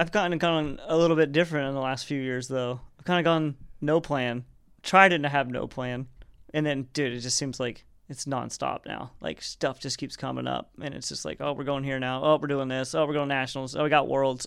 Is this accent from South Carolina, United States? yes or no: no; Arkansas, United States; moved away as an adult; now in California, United States; I grew up in Arkansas